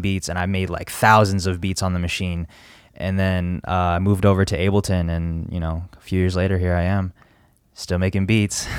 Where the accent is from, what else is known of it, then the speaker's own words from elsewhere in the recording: Las Vegas, Nevada, United States; also born or lived in Virginia; I was born in Virginia, uh, back in ninety-three, and then me and my parents moved to Vegas, uh, like, f, couple years after